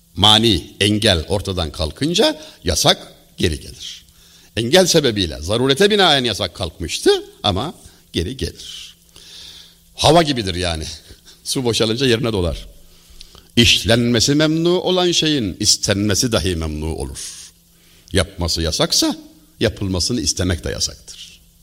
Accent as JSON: {"language": "Turkish", "region": "Denizli", "country": "Turkey", "also_born_or_lived": "Çameli, Denizli", "said": "Denizliliyim ben."}